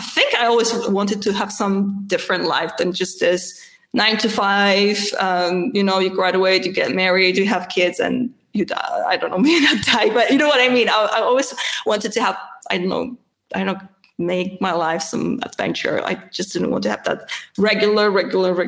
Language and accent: English; Gdynia, Pomeranian Voivodeship, Poland; English is a second language; moved away as an adult; now in Vienna, Austria; I was born in Gdynia, which is a part of Metropole, northern Metropole